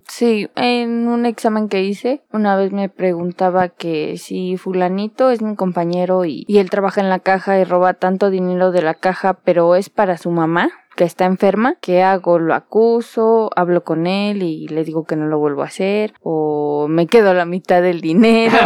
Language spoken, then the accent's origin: Spanish; Mexico; tenemos como mexicanos